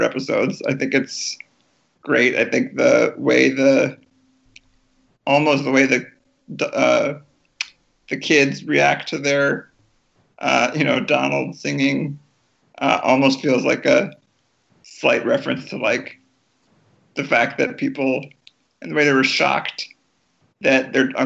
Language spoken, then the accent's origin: English; Madison, Wisconsin, United States; I'm from Madison, Wisconsin.